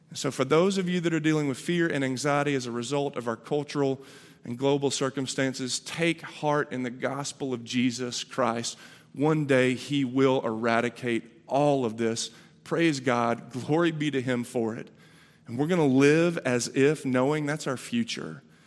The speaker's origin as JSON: {"language": "English", "town": "Chattanooga", "region": "Tennessee", "country": "United States", "tie": "born or raised there", "said": "I was born in Chattanooga"}